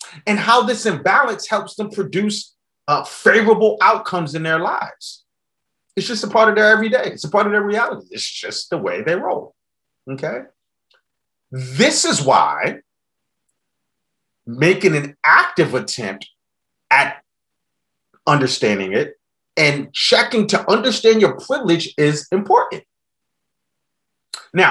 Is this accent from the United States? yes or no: yes; New York City, New York, United States; I grew up in the South Bronx, New York during the crack epidemic